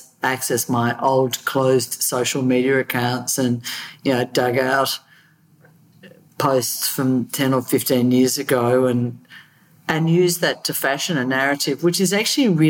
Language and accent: English; Australia; as an Australian